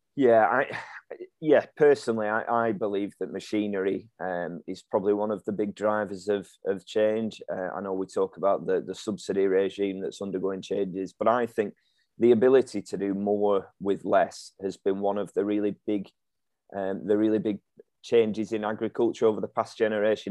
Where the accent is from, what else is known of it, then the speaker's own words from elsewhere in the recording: Ribchester, North West England, United Kingdom; we grew up down in the Ribble Valley in Ribchester